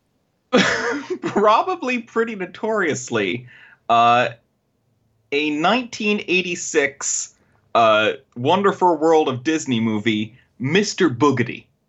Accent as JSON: {"language": "English", "country": "Canada", "accent": "Canadian", "said": "my Canadian accent"}